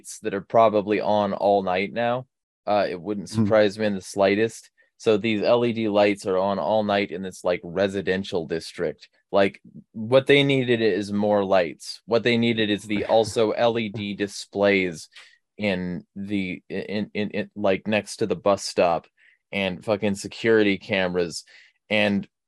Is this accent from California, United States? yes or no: yes; California, United States; now in Spokane, United States; I'm from California